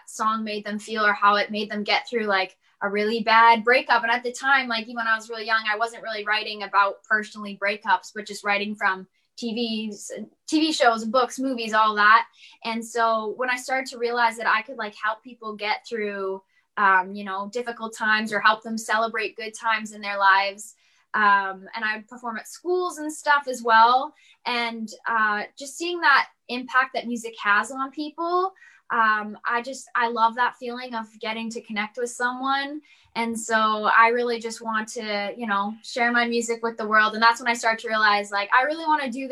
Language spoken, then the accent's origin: English; St. Albert, Alberta, Canada; I am from St. Albert, Alberta, so just outside of Edmonton